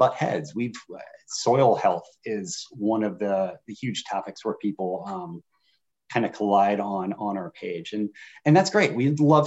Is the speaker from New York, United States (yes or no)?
no; Northern Indiana, United States; now in Virginia, United States; I grew up in Northern Indiana around corn and beans, and coming to Virginia